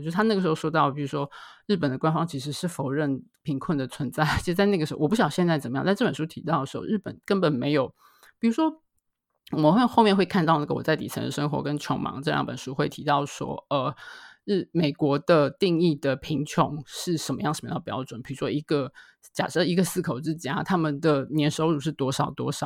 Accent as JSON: {"language": "Chinese", "country": "Taiwan", "tie": "born or raised there", "said": "住在所谓的眷村里面"}